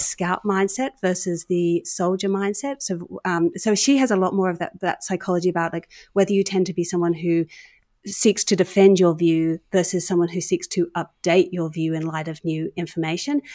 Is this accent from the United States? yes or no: no; Australia; I was sort of captain of the Australian debating team